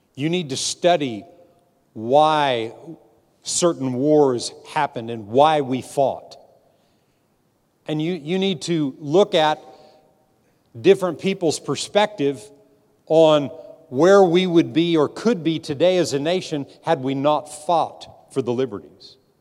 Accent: United States; born in this nation And I'm a, I'm, I'm a very proud American

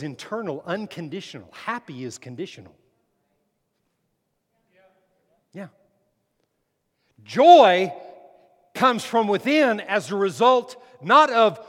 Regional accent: Las Cruces, New Mexico, United States; moved away; also born or lived in McAllen, Texas; I lived in McAllen in the Rio Grande Valley, but in New Mexico, in Las Cruces, it was the Mesilla Valley

